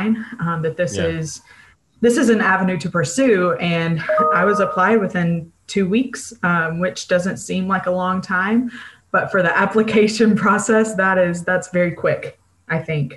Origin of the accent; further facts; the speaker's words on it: Mississippi, United States; moved away as an adult; now in Kalamazoo, United States; I am from Mississippi and moved to Kalamazoo, Michigan